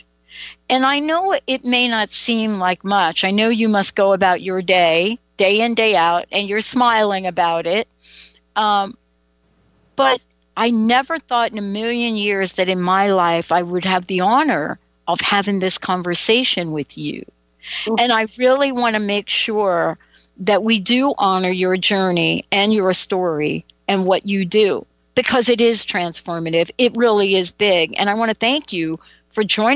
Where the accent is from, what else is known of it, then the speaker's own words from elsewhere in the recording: New York, United States; I'm a girl from the Bronx, New York